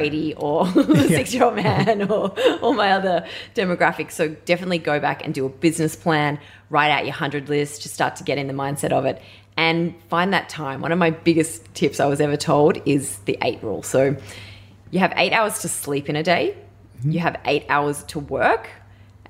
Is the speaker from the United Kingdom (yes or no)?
no; Melbourne, Victoria, Australia; also born or lived in Northern Rivers, New South Wales; I'm from Melbourne. My family are tradies down here